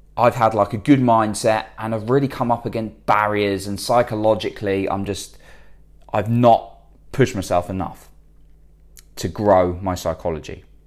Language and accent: English; United Kingdom; I'm British